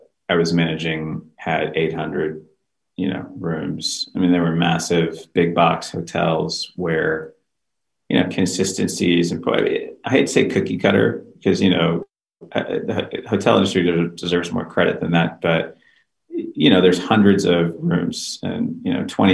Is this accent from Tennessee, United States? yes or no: no; Houston, Texas, United States; also born or lived in San Francisco, California; my wife and I, we're from Texas, from Houston